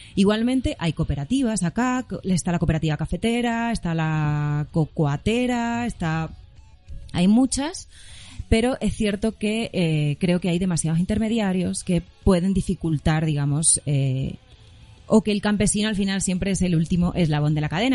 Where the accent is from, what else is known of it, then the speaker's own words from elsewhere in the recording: Extremadura, Spain; moved away as an adult; also born or lived in Madrid / Cesar, Colombia / Caquetá, Colombia; now in Bogotá, Colombia; soy española, obviamente por mi acento se darán cuenta